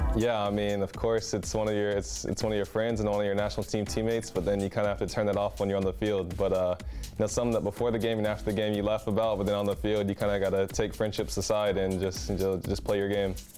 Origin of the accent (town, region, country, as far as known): United States; now in Europe